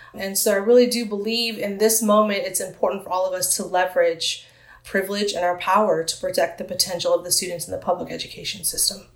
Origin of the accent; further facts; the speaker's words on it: San Diego, California, United States; born or raised there